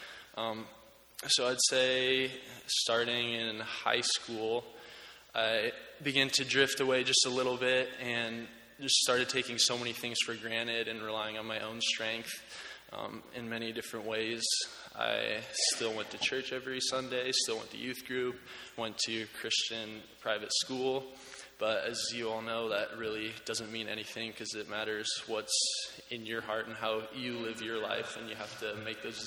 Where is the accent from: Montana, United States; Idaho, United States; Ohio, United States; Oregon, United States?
Oregon, United States; moved away as an adult; now in Houghton, United States; I transferred here as a junior from my home state of Oregon